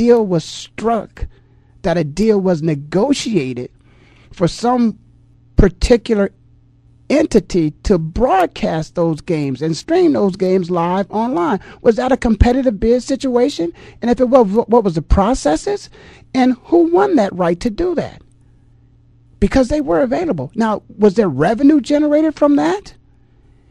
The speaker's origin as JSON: {"language": "English", "town": "Canton", "region": "Ohio", "country": "United States", "tie": "born or raised there", "said": "my hometown of Canton, Ohio"}